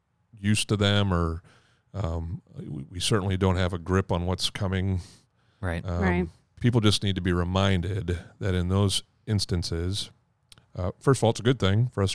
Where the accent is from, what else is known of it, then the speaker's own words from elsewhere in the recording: Caribou, Maine, United States; moved from Boston back to Caribou, where I was born in Maine, and I finished high school there.